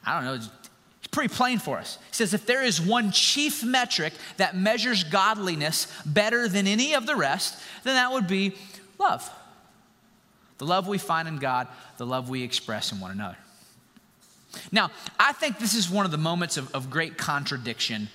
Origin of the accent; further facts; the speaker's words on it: United States; us as American citizens